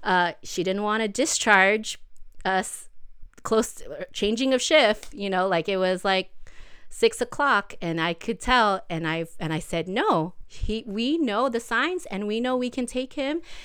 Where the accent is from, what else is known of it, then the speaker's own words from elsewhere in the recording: Los Angeles, California, United States; I grew up here in the South Bay of L A.